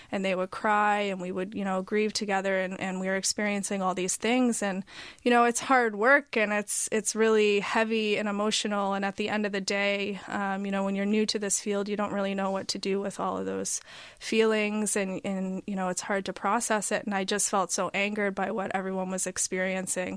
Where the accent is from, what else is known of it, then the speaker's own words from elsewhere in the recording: Halifax, Nova Scotia, Canada; moved away; also born or lived in Toronto; I was from Halifax, but I had been gone for a long time.